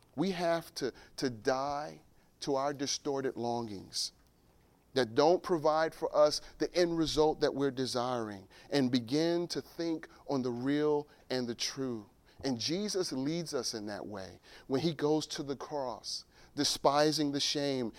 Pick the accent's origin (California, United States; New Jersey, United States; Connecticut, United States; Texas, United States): New Jersey, United States; Newark; I was born and raised in Newark